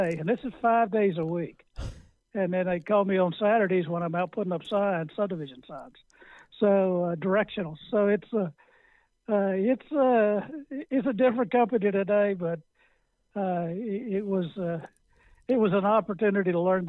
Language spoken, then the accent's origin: English; Texas, United States; a guy growing up in Houghton City, Texas